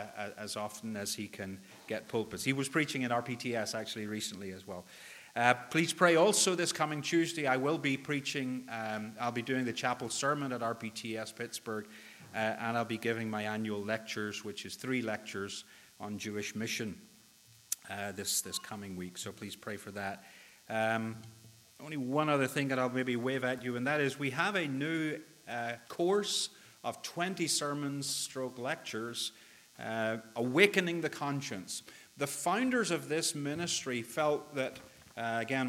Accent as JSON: {"language": "English", "region": "Northern Ireland", "country": "United Kingdom", "also_born_or_lived": "Northwest Arkansas", "accent": "Northern Irish", "moved": "as an adult", "lives_now": "Arkansas, United States", "said": "My accent is not from these parts. It's a little more distant. And it is a little more distant than Northwest Arkansas. It's Northern Ireland originally"}